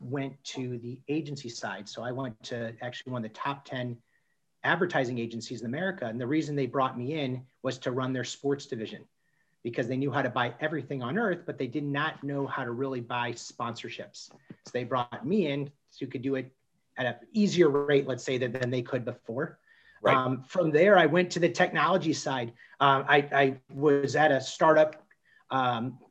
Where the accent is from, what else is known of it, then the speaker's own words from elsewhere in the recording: St. Louis, Missouri, United States; moved away as an adult; also born or lived in Kansas / Illinois / New Orleans; I'm originally from St. Louis